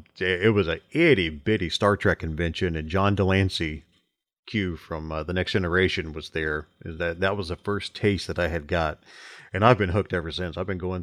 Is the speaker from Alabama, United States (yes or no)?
yes; Enterprise, Alabama, United States; I was born in Enterprise, Alabama.